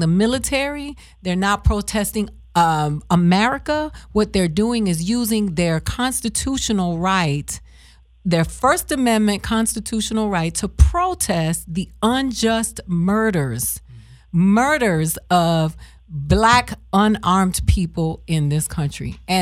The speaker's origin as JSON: {"language": "English", "town": "Miami", "region": "Florida", "country": "United States", "tie": "born or raised there", "moved": "yes", "said": "I'm from Miami"}